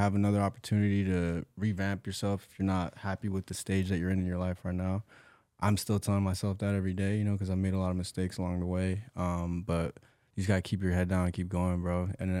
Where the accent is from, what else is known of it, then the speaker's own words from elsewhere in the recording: California, United States; So I'm from Orange County. I was born and raised out there. Black and Mexican dude. Mom's Latina from Michoacan, Mexico. My dad is from Jersey.